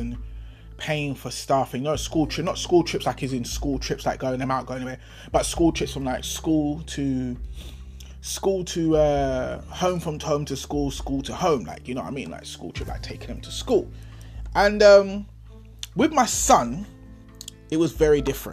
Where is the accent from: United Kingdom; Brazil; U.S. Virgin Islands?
United Kingdom; London; I was from Dulwich. No one from Dulwich went to my school.